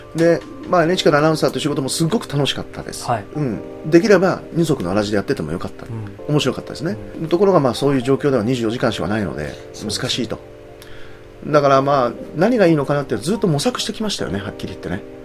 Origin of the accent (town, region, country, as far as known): Aichi, Japan; born or raised there; moved away; also born or lived in Kagoshima